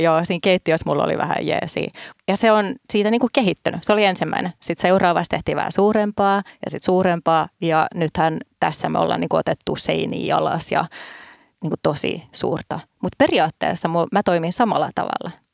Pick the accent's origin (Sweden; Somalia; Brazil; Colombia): Sweden; Stockholm, Stockholm County; now in Finland; mä kun olen Tukholmassa kasvanut